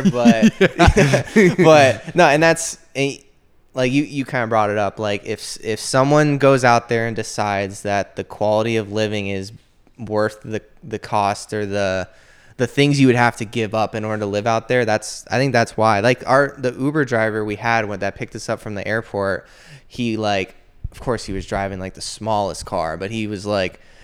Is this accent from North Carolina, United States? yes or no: no; Florida, United States; I grew up in Florida my whole life